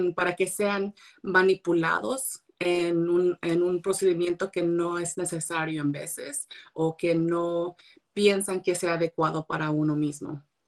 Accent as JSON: {"language": "Spanish", "area": "Monterey County", "region": "California", "country": "United States", "said": "ya están aquí en mi condado, yo soy del condado de Monterrey"}